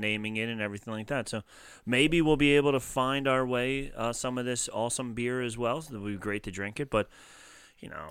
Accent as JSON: {"language": "English", "region": "New Jersey", "country": "United States", "accent": "Philly water accent", "said": "South Jersey, we have that Philly water accent"}